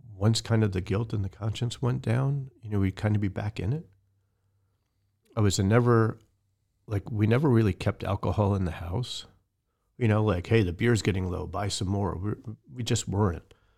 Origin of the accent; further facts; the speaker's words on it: right outside the Bronx, New York, United States; I grew up in New York right outside the Bronx